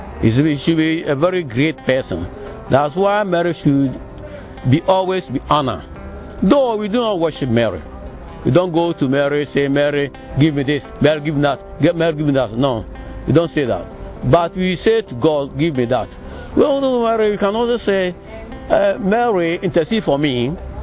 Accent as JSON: {"language": "English", "country": "Ghana", "said": "From Ghana."}